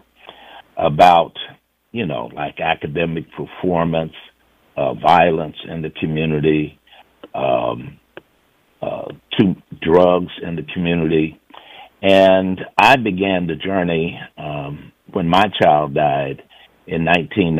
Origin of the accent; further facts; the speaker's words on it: the South, United States; you and I come from the South